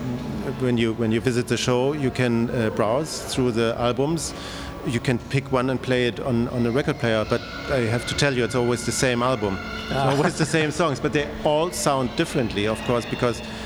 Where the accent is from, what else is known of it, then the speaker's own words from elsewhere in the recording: West Germany, Germany; I'm growing up in Germany, in West Germany